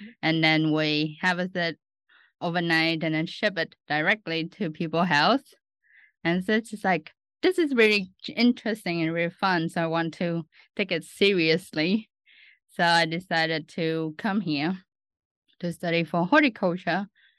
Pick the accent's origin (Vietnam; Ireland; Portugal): Vietnam; Ho Chi Minh City; moved away as an adult; also born or lived in Australia; now in Lincoln, United States; I'm originally from Ho Chi Minh City, Vietnam.